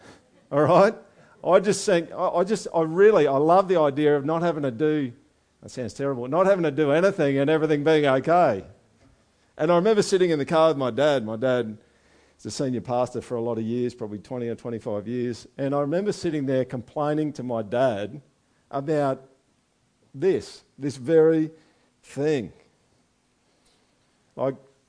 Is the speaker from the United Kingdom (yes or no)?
no; Australia